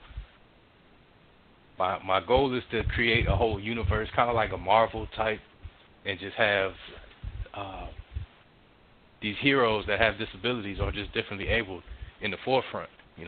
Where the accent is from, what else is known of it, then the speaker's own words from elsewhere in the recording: Miami, Florida, United States; born there; now in Atlanta, United States; I was born in Miami, Florida. I'm a military brat. I live in Atlanta, Georgia right now